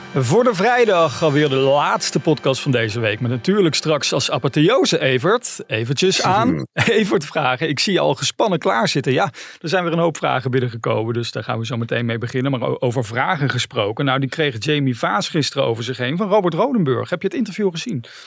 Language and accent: Dutch; Helmond, North Brabant, Netherlands; wij beide uit Helmond, dus uit Brabant komen.